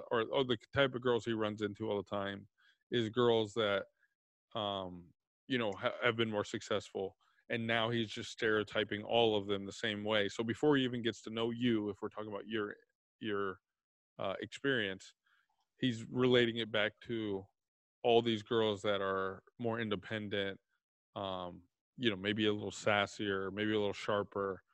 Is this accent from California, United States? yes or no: no; Texas, United States; I'm from Texas